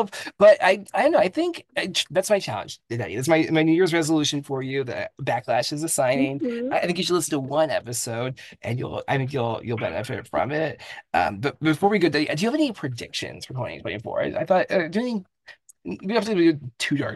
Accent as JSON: {"language": "English", "town": "San Jose", "region": "California", "country": "United States", "said": "I'm from San Jose."}